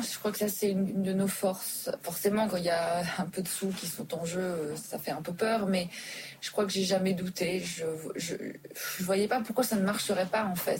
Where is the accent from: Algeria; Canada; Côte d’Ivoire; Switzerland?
Switzerland; also born or lived in Dubai, United Arab Emirates / New York, United States; now in Paris, France; j'ai grandi en Suisse